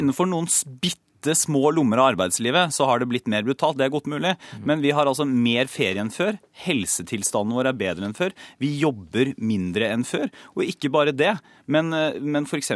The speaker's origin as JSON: {"language": "Norwegian", "town": "Porsgrunn", "region": "Telemark", "country": "Norway", "said": "jeg kommer fra Porsgrunn"}